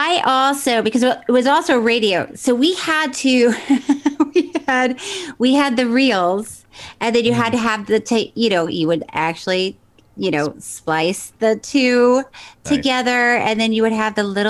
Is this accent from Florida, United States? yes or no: yes; Tallahassee, Florida, United States; moved away; also born or lived in Miami Beach, Florida / Orlando, Florida; I was born in Miami Beach, and then I grew up in Tallahassee